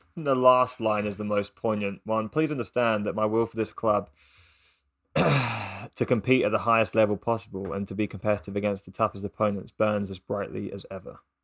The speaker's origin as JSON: {"language": "English", "region": "England", "country": "United Kingdom", "said": "as an English person"}